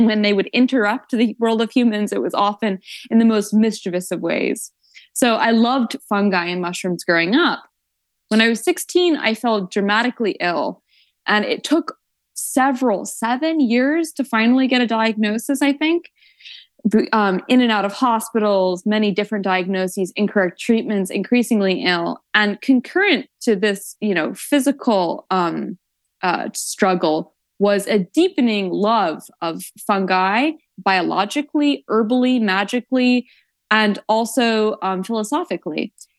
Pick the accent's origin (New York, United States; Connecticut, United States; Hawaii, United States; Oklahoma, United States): New York, United States; Woodstock; So I grew up in Woodstock, New York, with a lot of New Age spirituality, a lot of psychics, a lot of tarot readers.